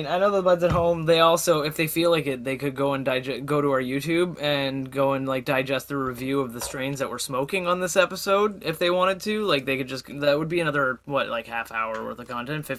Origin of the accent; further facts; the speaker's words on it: Canada; as a Canadian